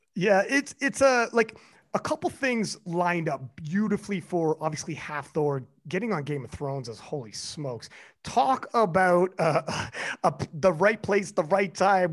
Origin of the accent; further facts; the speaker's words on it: Canada; I'm Canadian